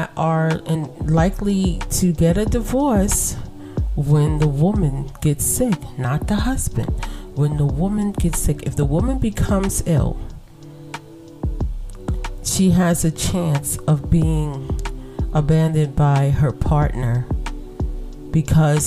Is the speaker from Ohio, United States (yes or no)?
no; New York City, New York, United States; I was raised in Brooklyn in the projects